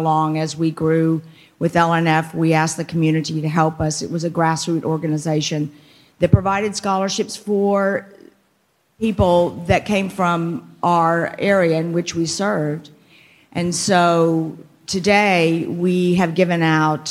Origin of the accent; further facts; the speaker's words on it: McAllen, Texas, United States; we grew up in the Valley, went to school here